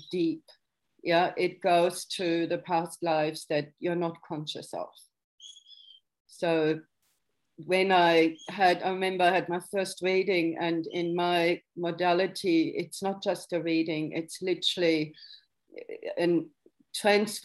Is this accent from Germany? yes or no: yes; Germany; moved away; growing up in West Germany